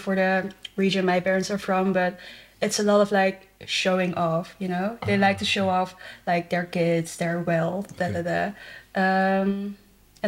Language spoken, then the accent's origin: English; Netherlands; moved away as an adult; also born or lived in China; So I grew up in the Netherlands, but my parents are from China